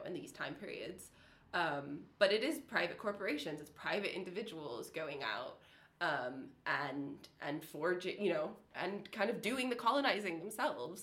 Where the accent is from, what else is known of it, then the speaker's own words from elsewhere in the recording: Silicon Valley, California, United States; I grew up in Silicon Valley